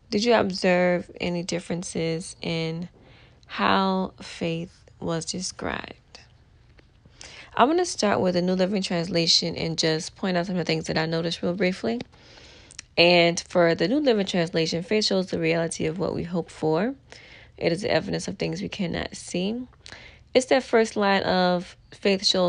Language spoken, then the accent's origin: English; New Orleans, Louisiana, United States; I'm from New Orleans